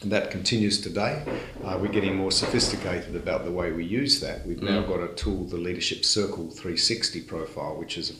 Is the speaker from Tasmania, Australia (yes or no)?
yes; Tasmania, Australia; also born or lived in Adelaide; grew up in Tasmania. And so I culturally identify as Tasmanian.